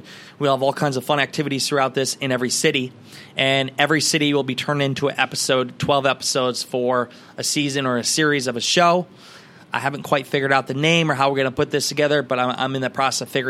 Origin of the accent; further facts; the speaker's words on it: Garnavillo, Iowa, United States; my hometown of Garnerville, Iowa